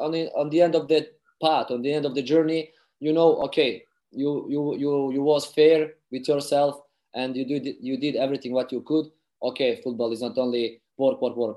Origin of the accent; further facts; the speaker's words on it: Tuzla, Federation of Bosnia and Herzegovina, Bosnia & Herzegovina; English is a second language; I played for the youth under 14, under 15 of my hometown team, Sloboda Tuzla.